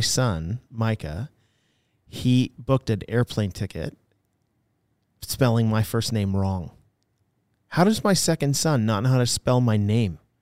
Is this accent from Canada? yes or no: yes; Canada; I'm a Canadian